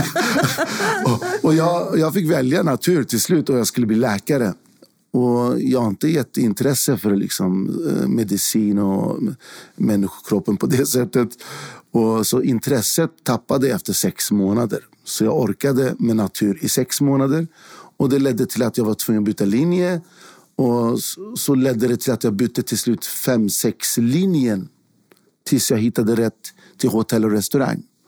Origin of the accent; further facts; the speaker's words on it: Stockholm, Stockholm County, Sweden; jag är född i Sverige. Jag har bott i hela mitt liv i Sverige och bott i en, en liten förort, Fittja, söder om, eh, södra sidan om Stockholm